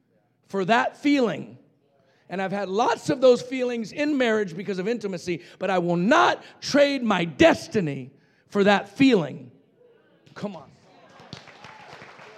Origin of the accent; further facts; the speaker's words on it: Roswell, New Mexico, United States; I was raised in Roswell, New Mexico, where the aliens landed